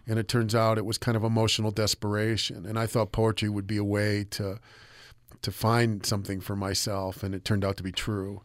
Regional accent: United States; I'm an American

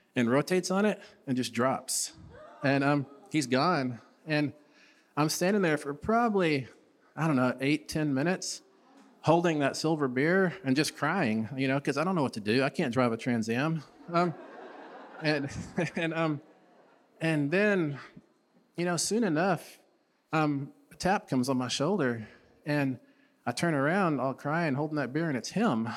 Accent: Stanton, Texas, United States; also born or lived in Big Spring, Texas; 20 miles east of where I grew up in Stanton

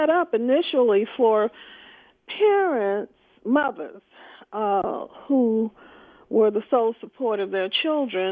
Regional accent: Birmingham, Alabama, United States; I grew up in the Deep South in Birmingham, Alabama

